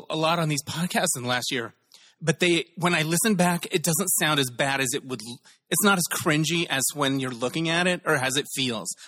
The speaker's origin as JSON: {"language": "English", "town": "Holbrook", "region": "Arizona", "country": "United States", "tie": "born or raised there", "said": "Holbrook, Arizona."}